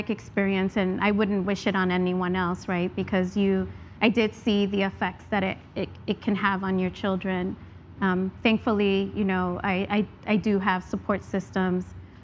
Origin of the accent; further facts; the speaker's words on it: New York City, New York, United States; moved away; also born or lived in Atlanta; I grew up in the South Bronx